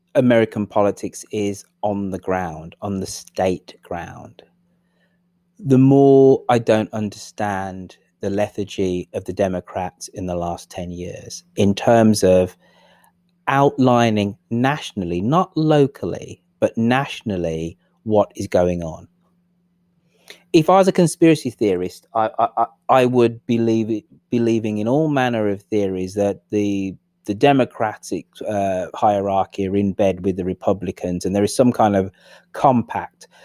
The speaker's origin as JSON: {"language": "English", "region": "England", "country": "United Kingdom", "said": "I'm the English person"}